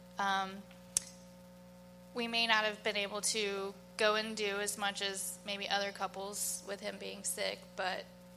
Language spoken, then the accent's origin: English; Arbondale, United States; We're from Arbondale. We graduated from Arbondale High School